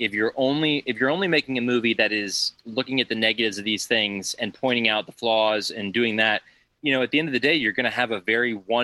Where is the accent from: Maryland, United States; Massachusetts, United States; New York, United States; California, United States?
Maryland, United States; near Baltimore; especially being from near Baltimore, it was like I grew up on The Wire